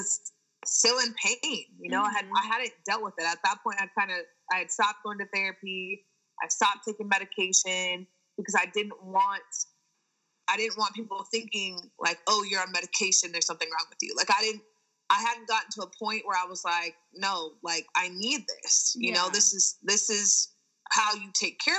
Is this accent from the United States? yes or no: yes; San Diego, California, United States; San Diego State, you know, D1 in my hometown